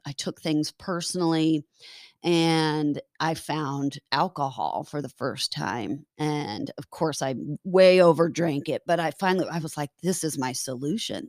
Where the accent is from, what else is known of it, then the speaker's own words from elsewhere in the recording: Lincoln, Nebraska, United States; moved away; I was born in Lincoln, Nebraska